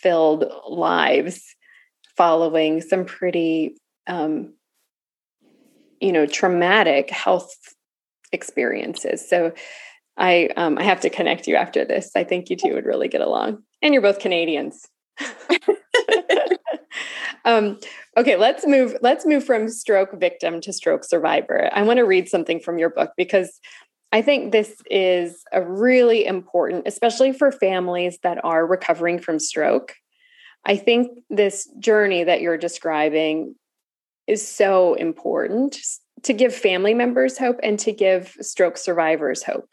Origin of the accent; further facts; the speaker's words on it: California, United States; moved away as an adult; also born or lived in the American South; now in Southern United States; I'm new to the South. I'm, you know, 11, 12 years into the South, but I'm from California. I did not grow up saying y'all